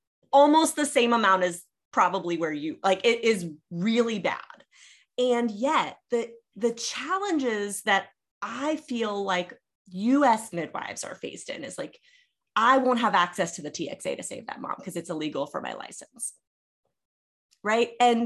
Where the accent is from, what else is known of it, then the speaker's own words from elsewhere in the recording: Louisiana, United States; moved away; I'm going to be moving back to my home state of Louisiana to practice